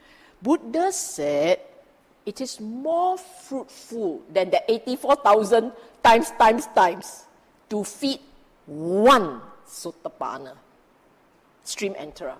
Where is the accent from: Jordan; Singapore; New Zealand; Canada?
Singapore; we are Singaporean